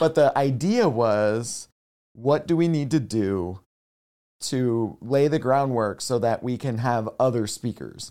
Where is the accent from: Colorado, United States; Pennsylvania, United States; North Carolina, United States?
Pennsylvania, United States; Nazareth; also born or lived in Bethlehem, Pennsylvania; I was born in Bethlehem and raised in Nazareth, Pennsylvania